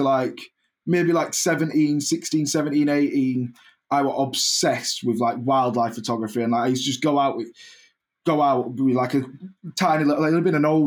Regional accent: Keighley, Yorkshire and the Humber, United Kingdom; I'm from Keighley, yeah, it's a Bradford postcode

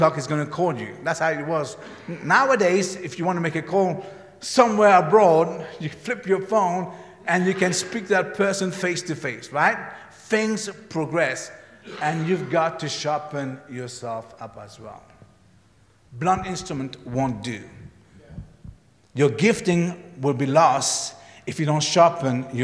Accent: Mauritius; moved away; When I grew up in Mauritius, we had blackboard and whiteboards.

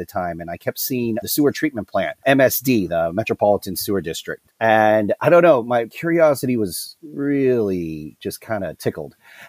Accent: Erie, Pennsylvania, United States; moved away as an adult; also born or lived in Cincinnati, Ohio; So I am from Erie, Pennsylvania.

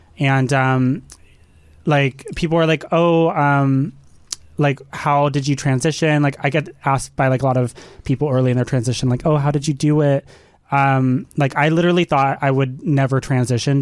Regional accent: Dallas, Texas, United States; I grew up in the South. I grew up in Dallas, Texas, and went to a super small religious school my whole life.

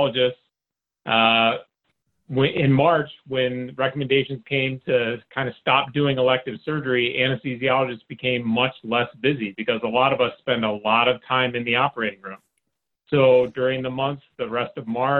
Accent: Michigan, United States; moved away as an adult; now in Chicago, United States; My background, I'm from Michigan

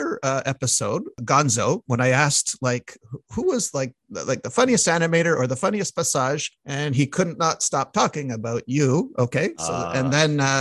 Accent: Montreal, Quebec, Canada; my hometown of Montreal

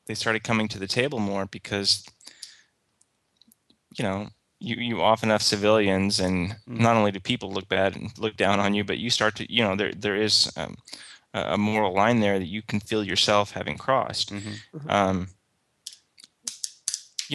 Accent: United States; I'm an American, and most Americans are kind of raised to be pro-Israel

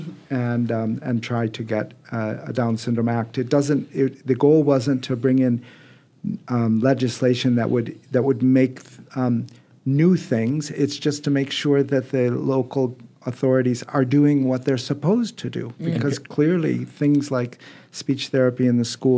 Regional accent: United States; moved away as an adult; now in Ireland; I don't have a true Irish accent. I've only been there 20 years, but I grew up in America.

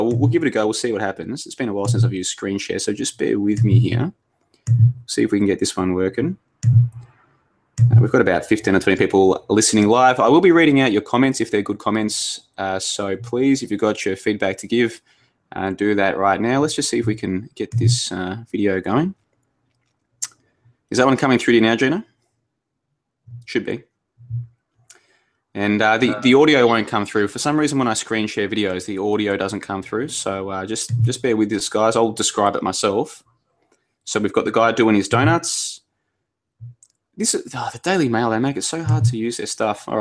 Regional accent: Melbourne, Victoria, Australia; I grew up in Melbourne.

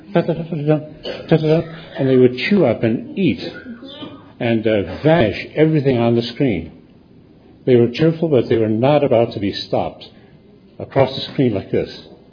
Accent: United States; as an American

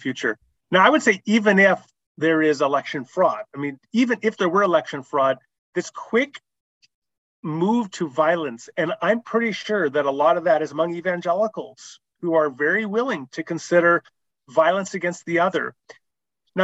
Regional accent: Canada; I'm a Canadian.

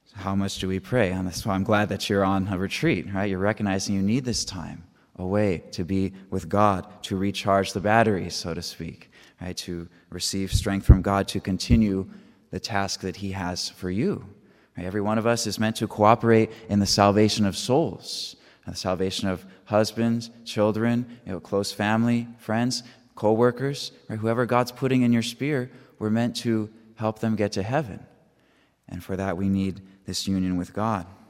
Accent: San Diego, California, United States; now in Auburn, Kentucky, United States; I'm originally from San Diego, California, but now I'm coming from Auburn, Kentucky, where I live with my community

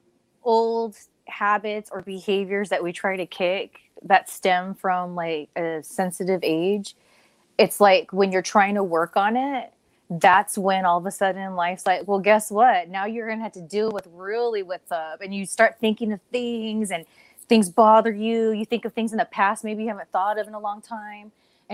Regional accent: Ontario, California, United States; I grew up on Ontario

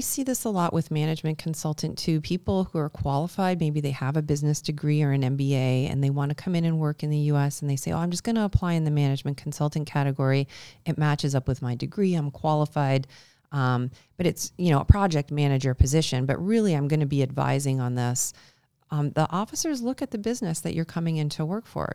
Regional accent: Canada; as Canadians

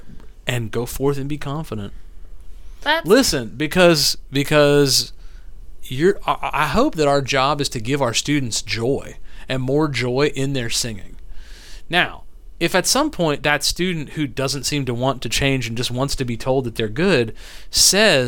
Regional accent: Northeast, United States; moved away; I was raised in the Northeast

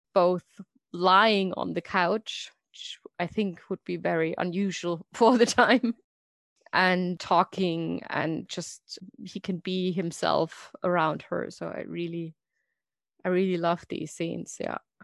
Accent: Germany; English is a second language; I'm from Germany, as you can probably hear from my lovely accent.

